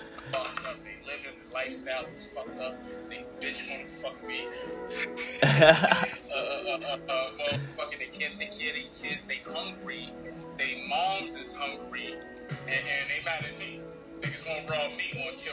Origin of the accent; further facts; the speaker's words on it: New York, United States; now in Las Vegas, United States; I'm from New York